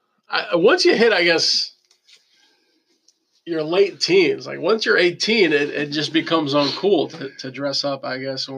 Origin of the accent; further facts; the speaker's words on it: Long Island, New York, United States; I'm from Long Island.